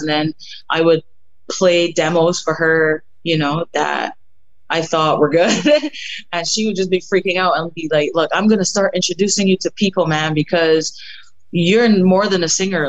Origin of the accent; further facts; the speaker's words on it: Barbados; moved away; growing up in Barbados, I I was, I guess you can say that I come from a music family